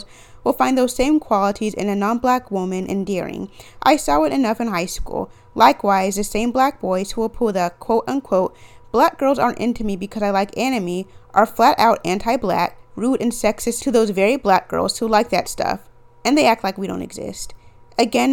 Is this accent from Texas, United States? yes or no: yes; Texas, United States; my home state